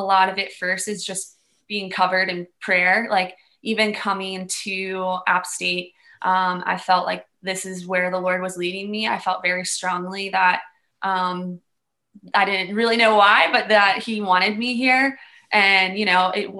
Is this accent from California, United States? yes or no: no; Maryland, United States; also born or lived in Bowie, Maryland / Calvert County, Maryland; now in Boone, United States; I grew up in Maryland. So I grew up in Bowie, Maryland, and then we moved to Calvert County, which is like Southern Maryland